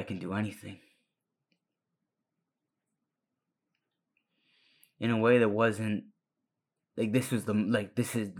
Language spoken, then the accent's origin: English; Watauga, Texas, United States; first language Spanish; English is a second language; I'm from Watauga, Texas.